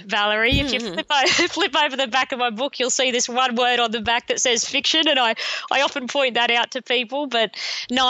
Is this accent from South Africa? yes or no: no; Rockhampton, Queensland, Australia; now in Brisbane, Australia; I grew up in Rockhampton, a regional town in central Queensland